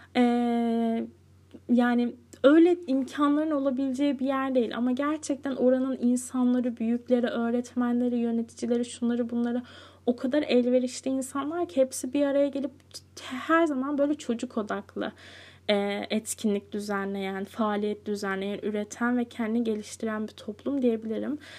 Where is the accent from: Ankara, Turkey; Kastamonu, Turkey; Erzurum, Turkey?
Kastamonu, Turkey; Cide; moved away; ben Cide'ye ne zaman taşındım? 9, 9 yaşındayken.